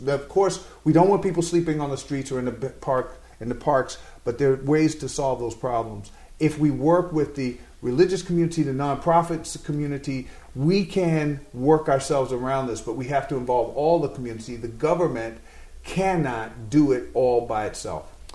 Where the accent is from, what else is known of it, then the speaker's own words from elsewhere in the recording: New York City, New York, United States; I'm a New Yorker